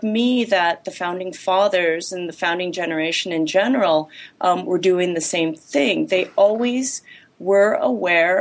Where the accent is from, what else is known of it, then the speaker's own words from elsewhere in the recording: Los Angeles, California, United States; I was born and raised in Los Angeles